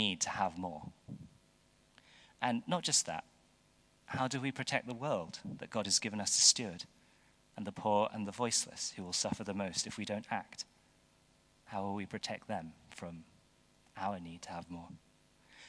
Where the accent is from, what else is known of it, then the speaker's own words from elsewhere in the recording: United Kingdom; as British people